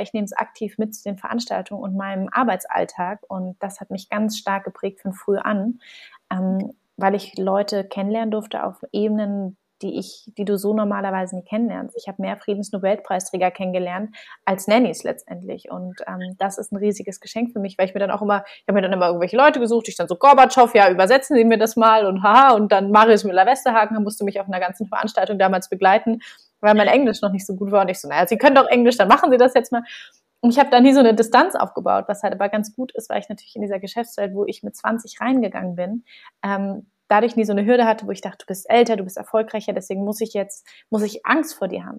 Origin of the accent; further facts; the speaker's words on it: Berlin, Germany; ich bin, wie gesagt, gebürtige Berlinerin, bin hier groß geworden